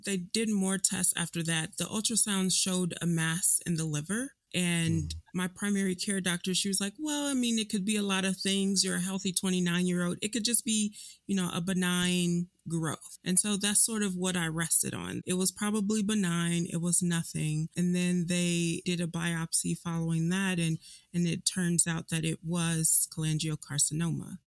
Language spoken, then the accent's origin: English; Chicago, Illinois, United States; moved away as an adult; I was born and raised in Chicago, um, left Chicago for college